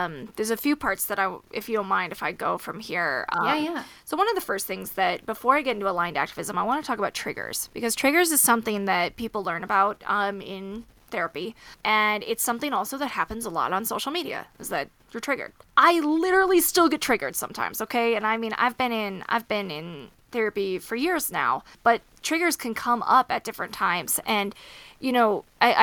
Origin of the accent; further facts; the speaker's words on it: Wisconsin, United States; now in Colorado, United States; I'm from Wisconsin. So we're very Midwestern roots family.